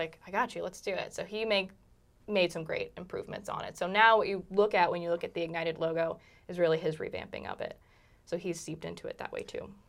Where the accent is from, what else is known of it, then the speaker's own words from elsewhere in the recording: Charlottesville, Virginia, United States; moved away as an adult; now in Richmond, United States; I grew up in Charlottesville, which is only a hop, skip, and a jump.